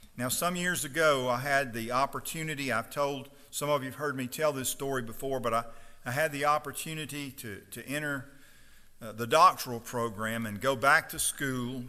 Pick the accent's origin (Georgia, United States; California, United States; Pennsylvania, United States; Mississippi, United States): Mississippi, United States; Stonewall; I grew up on the Chickasaw River.